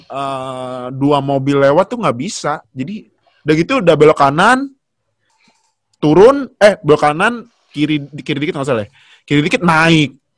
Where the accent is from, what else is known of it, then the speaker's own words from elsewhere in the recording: Sumatra, Indonesia; Jadi kan gue dulu pas kecil kan uh, kampung gue kan di Sumatera.